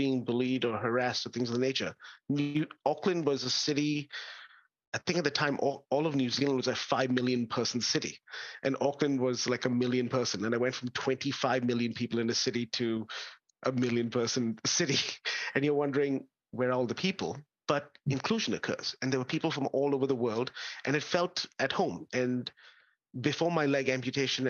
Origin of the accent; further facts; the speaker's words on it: India; now in Australia; I grew up in India